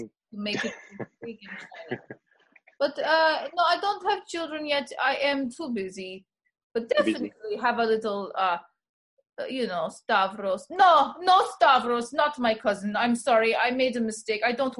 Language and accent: English; Sparta, New Jersey, United States; I'm Spartan. I'm original. I am from Sparta, New Jersey. But I am from Greece. I'm Greek.